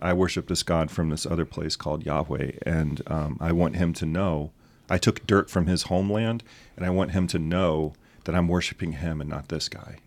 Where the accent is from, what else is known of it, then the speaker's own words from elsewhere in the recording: the South, United States; now in South Lancaster, United States; I'm from the South